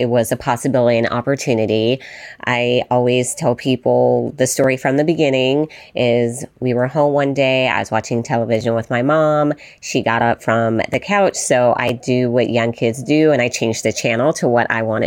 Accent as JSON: {"language": "English", "town": "Las Vegas", "region": "Nevada", "country": "United States", "tie": "born or raised there", "said": "growing up in Las Vegas, Nevada"}